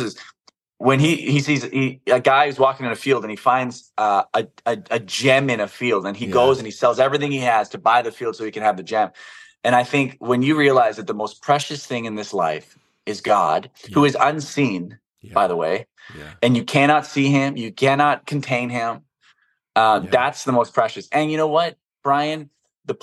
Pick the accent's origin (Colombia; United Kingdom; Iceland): Iceland; moved away